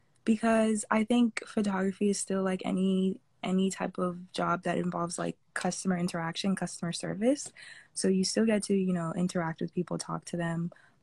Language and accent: English; Fort Lauderdale, Florida, United States; So I was born in Florida, and I've been in Florida ever since, specifically from Fort Lauderdale, Florida.